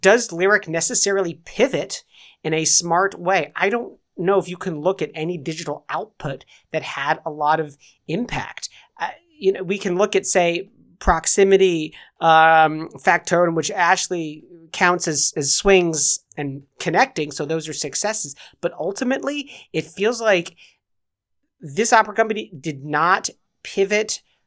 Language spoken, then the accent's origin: English; England, United Kingdom; I'm English.